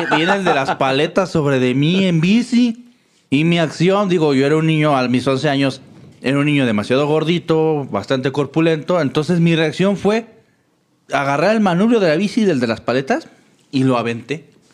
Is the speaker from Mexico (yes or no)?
yes; Mexico; Soy mexicano